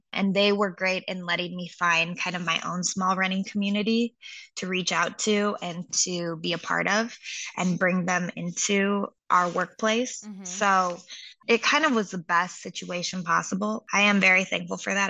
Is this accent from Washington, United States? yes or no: yes; Seattle, Washington, United States; moved away as an adult; now in Los Angeles, United States; I grew up in Seattle and I went to school there.